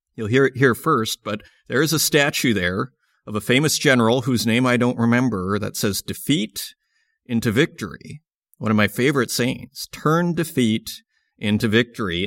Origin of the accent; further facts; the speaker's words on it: Saskatoon, Saskatchewan, Canada; Saskatoon, my hometown